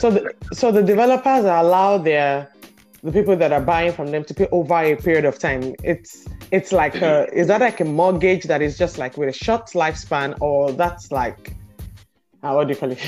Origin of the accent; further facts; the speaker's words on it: Nigeria; growing up in Nigeria